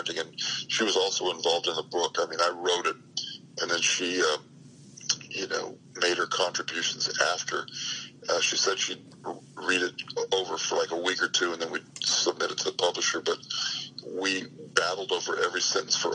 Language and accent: English; Hawthorne, California, United States; also born or lived in Miami, Florida; now in Camarillo, United States; I was in Miami till I was 10, and then I grew up in Hawthorne, California